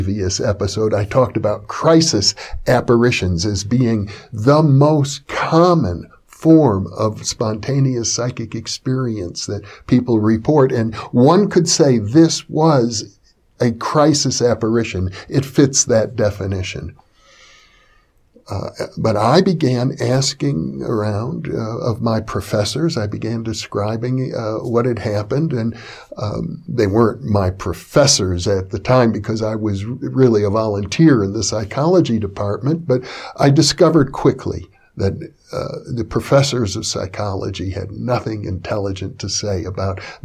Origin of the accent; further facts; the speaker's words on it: Wisconsin, United States; I grew up in Wisconsin in a conservative Jewish household